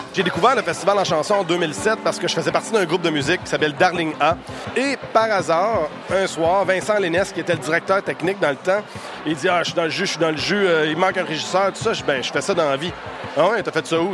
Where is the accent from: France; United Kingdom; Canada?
Canada; Ville-Marie, Quebec; Je suis originaire de Ville-Marie au Témiscamingue, à l'autre bout du Québec, c'est à la frontière à l'Ontario